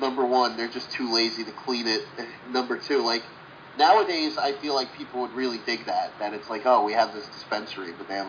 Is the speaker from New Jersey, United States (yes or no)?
yes; New Jersey, United States; This one, I'm from New Jersey.